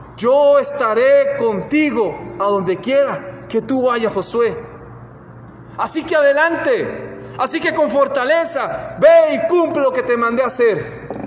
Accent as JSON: {"language": "Spanish", "country": "Costa Rica", "tie": "born or raised there", "moved": "yes", "said": "cuando vi a mi país natal, yo soy de Costa Rica, ya posiblemente ya lo han notado por el acento"}